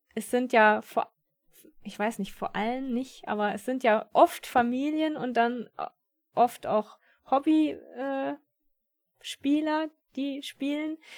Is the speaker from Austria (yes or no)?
no; Germany; bei uns in Deutschland